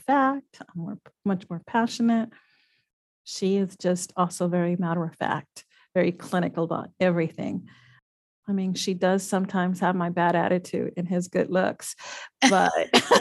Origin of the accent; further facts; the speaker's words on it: Laredo, Texas, United States; moved away as an adult; also born or lived in Austin, Texas / San Diego, California; now in San Antonio, United States; I love my youth, my growing up in Laredo